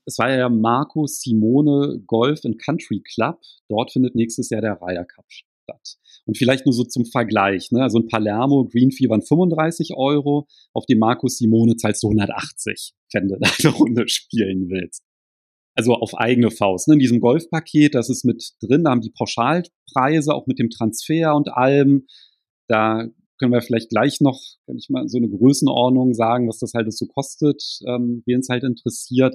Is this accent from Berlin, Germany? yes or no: yes; Berlin, Germany; ich komme jetzt aus Berlin, da ist ja halt auch ziemlich viel Verkehr